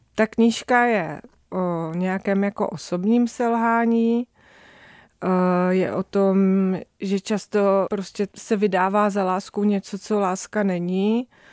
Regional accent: near Zlín, Zlín Region, Czechia; Já jsem vyrůstala poblíž Zlína

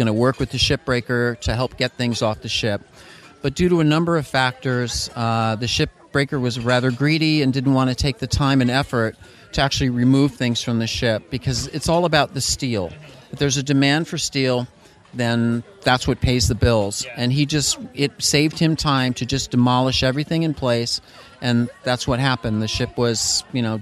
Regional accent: Los Angeles, California, United States; I grew up in Los Angeles

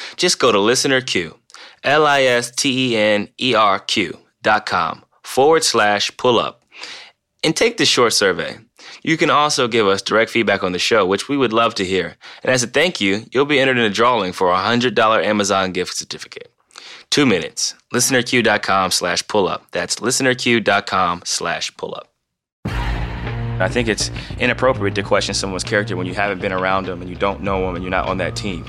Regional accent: Northeast Ohio, United States; growing up in Northeast Ohio

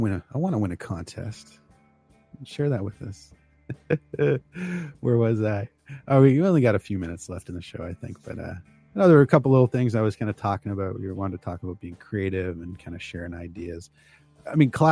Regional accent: just outside of Toronto, Ontario, Canada; also born or lived in Chicago area, United States; I used to live just outside of Chicago, but I was born just outside of Toronto.

